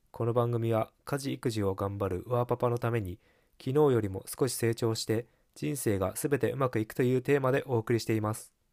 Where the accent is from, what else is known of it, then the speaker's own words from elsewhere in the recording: Hokkaido, Japan; moved away as an adult; also born or lived in Tokyo; now in Sapporo, Japan; 僕は、北海道の実家で暮らしていた時はスギ花粉の花粉症ではなかったのですが進学で上京して